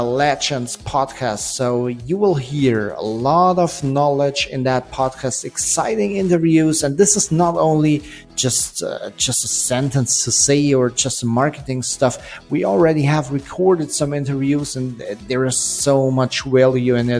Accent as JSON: {"language": "English", "country": "Germany", "said": "I'm an entrepreneur from Germany"}